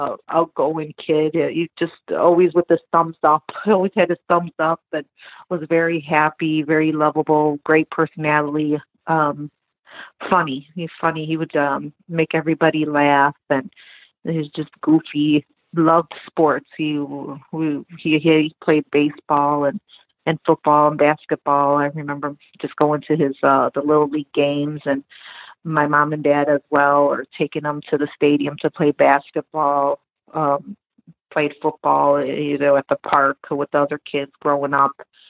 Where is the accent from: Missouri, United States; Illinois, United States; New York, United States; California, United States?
Illinois, United States; Cicero; also born or lived in Lyons, Illinois; That's the house I grew up in. We moved from Lyons, Illinois to Cicero.